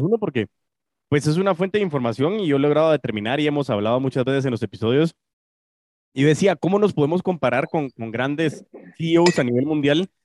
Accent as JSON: {"language": "Spanish", "country": "Guatemala", "said": "Chapín, como guatemalteco"}